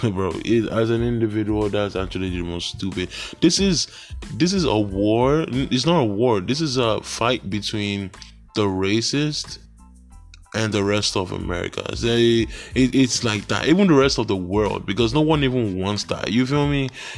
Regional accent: Nigeria; moved away; I'm from Nigeria

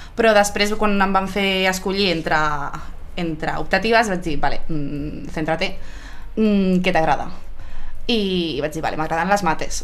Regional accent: Granollers, Catalonia, Spain; also born or lived in Barcelona; en soc de Granollers i bueno, he viscut a Barcelona un temps, però, però sin més, ara sí que ara Granollers un, un altre cop. Eh, vaig fer la primària a Granollers també

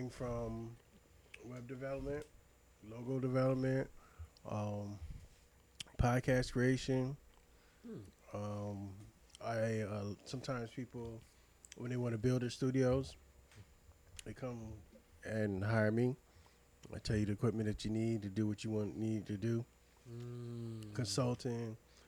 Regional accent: Chesapeake, Virginia, United States; also born or lived in Portsmouth, Virginia / Washington metropolitan area (DMV); I grew up in Chesapeake

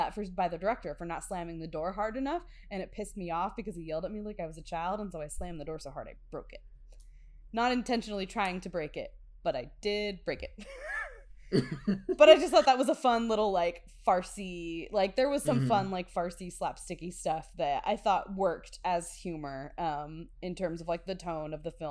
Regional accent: Midwest, United States; I grew up here in the Midwest

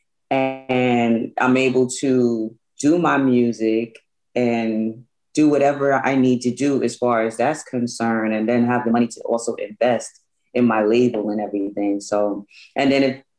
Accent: New York City, New York, United States; moved away as an adult; also born or lived in Georgia; now in Long Island, United States; I was born and raised in Brooklyn, New York.

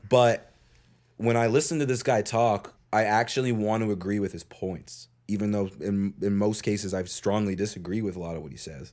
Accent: Eastern Passage, Nova Scotia, Canada; I grew up in Eastern Passage.

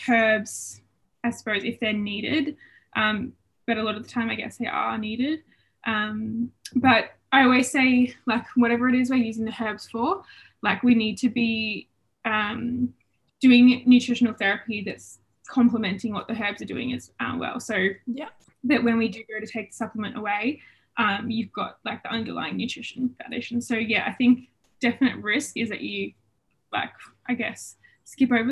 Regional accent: Albury, New South Wales, Australia; also born or lived in Melbourne, Australia; I am originally from Albury Wodonga

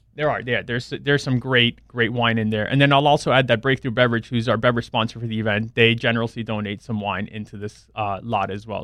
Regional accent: South Florida, United States; I grew up down in South Florida, went to F I U

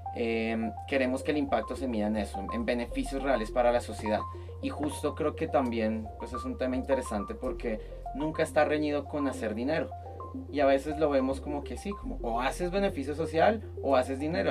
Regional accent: Colombia; now in Mexico; yo como colombiano en Colombia

